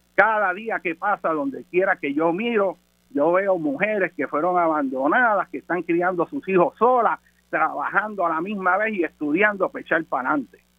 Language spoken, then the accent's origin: Spanish; Puerto Rico; como puertorriqueño